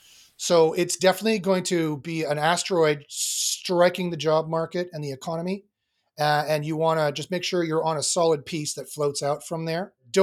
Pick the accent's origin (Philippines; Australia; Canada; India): Canada; Winnipeg, Manitoba; I was born and raised in Winnipeg, Manitoba.